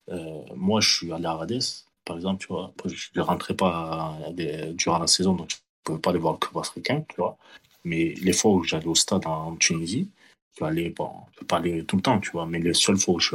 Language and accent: French; France; je vis à l'étranger, donc je vis en France et tout. Et je, voilà, je suis né en France et tout.